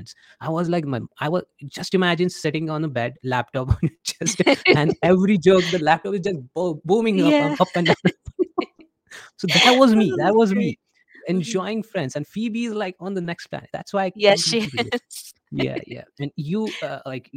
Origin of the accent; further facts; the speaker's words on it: India; being an Indian